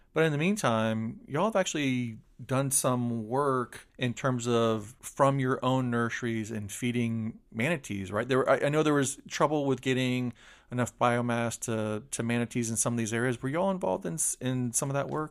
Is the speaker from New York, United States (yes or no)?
no; Polk County, Florida, United States; where you and I grew up